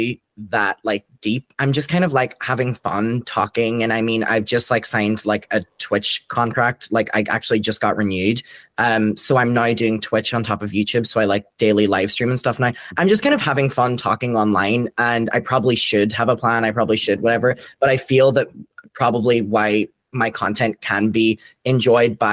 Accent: Derry, Northern Ireland, United Kingdom; now in Brighton, United Kingdom; I'm from Derry in Ireland and I moved to Brighton.

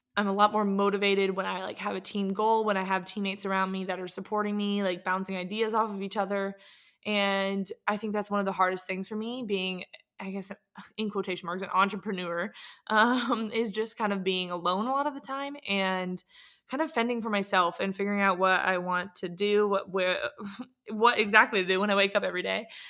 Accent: San Diego, California, United States; moved away as an adult; also born or lived in Atlanta, Georgia; now in Portland, United States; I grew up in San Diego, Charles Bowden specifically

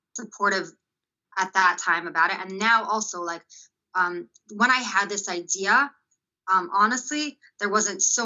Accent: Los Angeles, California, United States; also born or lived in Israel; I grew up in North Hollywood, Valley Village in California

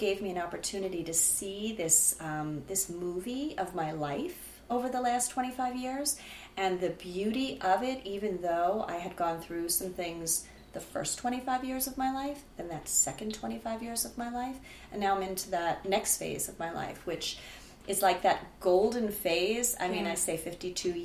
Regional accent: Rockland County, New York, United States; moved away as an adult; now in New Jersey, United States; I grew up outside of the city in Rockland County

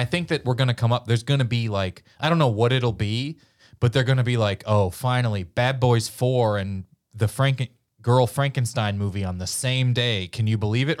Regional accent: Missouri, United States; I'm from Missouri, and we famously, uh, didn't pick a side in the Civil War

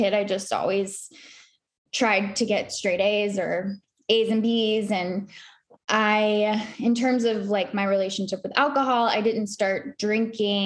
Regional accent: Charlotte, North Carolina, United States; also born or lived in New York City; I grew up in Charlotte, North Carolina

